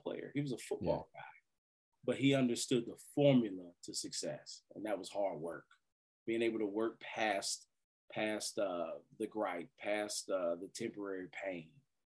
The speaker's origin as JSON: {"language": "English", "town": "Winston-Salem", "region": "North Carolina", "country": "United States", "tie": "born or raised there", "said": "my hometown of Winston-Salem"}